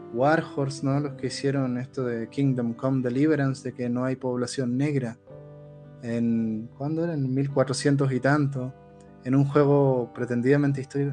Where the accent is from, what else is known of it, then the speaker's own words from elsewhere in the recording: Chile; yo vengo de, un país que acaba de tener un proceso de polarización total